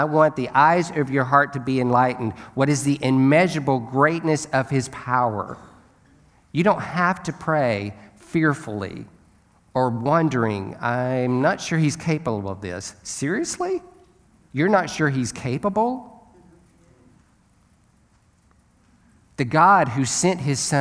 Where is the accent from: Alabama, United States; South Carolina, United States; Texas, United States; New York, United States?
Alabama, United States; I'm from Alabama.